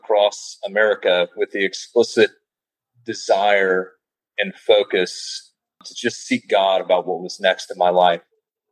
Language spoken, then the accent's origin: English; St. Louis, Missouri, United States; moved away as an adult; also born or lived in Santa Fe, New Mexico; originally from the Midwest. I grew up in St. Louis